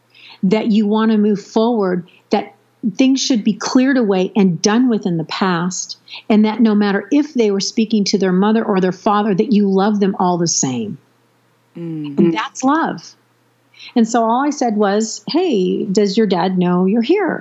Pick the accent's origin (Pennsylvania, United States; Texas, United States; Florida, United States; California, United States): California, United States; San Diego; moved away; family that I was raised with down in the San Diego, California area